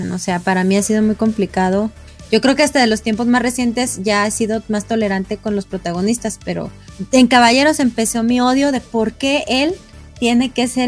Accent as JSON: {"language": "Spanish", "country": "Mexico", "said": "yo sí sabía que era niño, pero yo como mexicana, pues decía"}